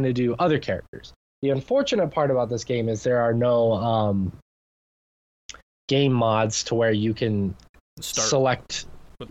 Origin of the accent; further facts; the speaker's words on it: United States; being American